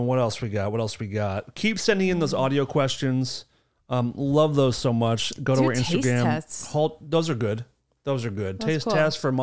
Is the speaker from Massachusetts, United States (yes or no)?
yes; Acton, Massachusetts, United States; I grew up in a town in Massachusetts called Acton, and it's where like Steve Carell is, you know, also from my town.